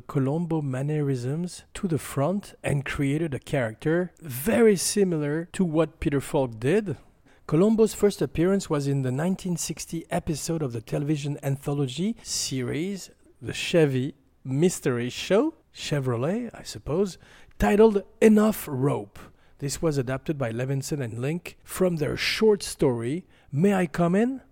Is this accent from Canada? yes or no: no; France; accent: French; my French accent